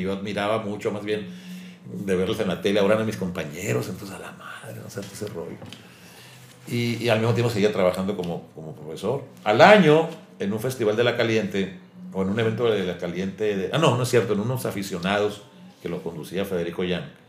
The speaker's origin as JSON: {"language": "Spanish", "town": "Ortiz", "region": "Sonora", "country": "Mexico", "tie": "born or raised there", "also_born_or_lived": "Hermosillo", "moved": "yes", "said": "en mi pueblo, en Ortiz"}